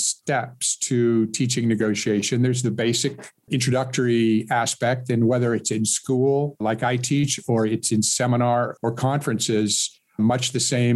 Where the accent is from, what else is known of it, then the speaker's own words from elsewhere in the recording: Seattle, Washington, United States; moved away as an adult; also born or lived in Miami, Florida / Silicon Valley, California; I was born and raised in Seattle